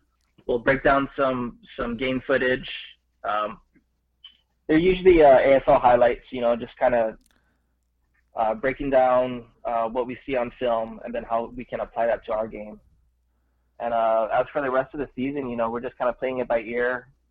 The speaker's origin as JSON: {"language": "English", "town": "Mililani", "region": "Hawaii", "country": "United States", "tie": "born or raised there", "lives_now": "Honolulu, United States", "said": "So yeah, where I grew up was pretty much a suburb. You know, it was really good. Growing up, it was pretty much beach every weekend, playing outside with your friend"}